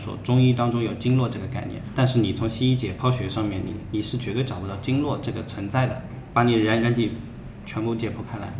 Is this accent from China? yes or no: yes; China; 我们中国人也传承了这么多年